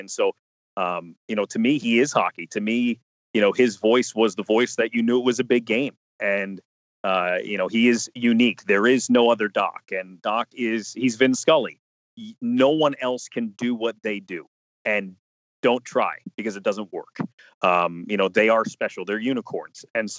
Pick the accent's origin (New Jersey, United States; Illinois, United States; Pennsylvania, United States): New Jersey, United States; I grew up in New Jersey, but I grew up in North Jersey, right outside New York City. I consider myself having grown up in the New York market.